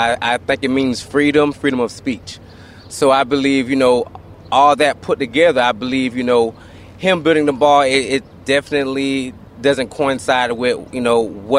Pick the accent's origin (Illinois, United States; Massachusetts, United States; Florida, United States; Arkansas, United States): Florida, United States; Fort Lauderdale; I'm originally from Fort Lauderdale, Florida.